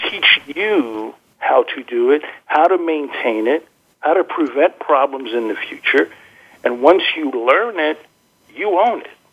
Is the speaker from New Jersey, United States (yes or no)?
yes; New Jersey, United States; I grew up in New Jersey